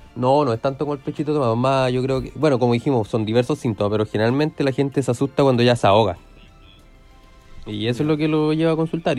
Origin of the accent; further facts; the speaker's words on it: Curicó, Maule, Chile; moved away as an adult; now in Talca, Chile; yo soy de, bueno, oriundo de Curicó, de la República de Curicó. Llevo de años viviendo acá en Talca.